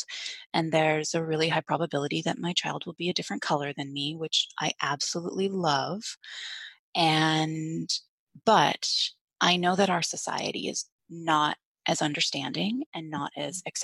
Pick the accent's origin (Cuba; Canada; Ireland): Canada; now in Bay Area, United States; I'm from Canada originally. So my family's all still in Canada